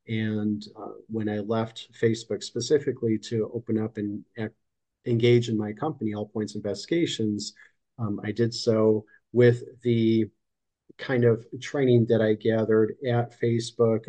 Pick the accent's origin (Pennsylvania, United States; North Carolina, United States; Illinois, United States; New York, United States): Illinois, United States; Chicago; moved away as an adult; also born or lived in California; now in Florida, United States; I'm in Florida now, but I was born and raised in Chicago